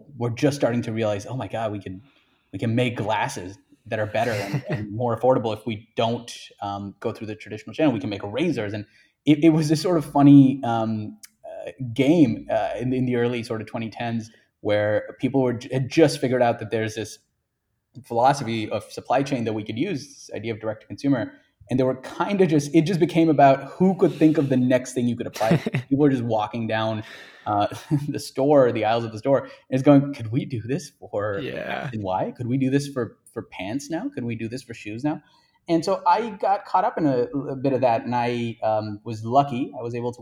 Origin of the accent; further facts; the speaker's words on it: India; I grew up in India